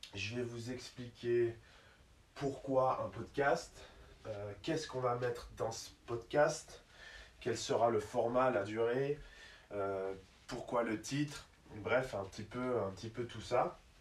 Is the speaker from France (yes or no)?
no; Switzerland; also born or lived in United States; je suis suisse